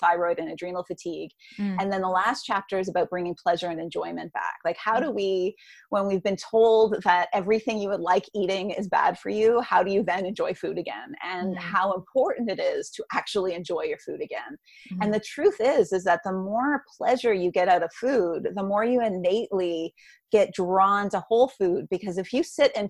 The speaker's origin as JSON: {"language": "English", "country": "Canada", "said": "I'm Canadian"}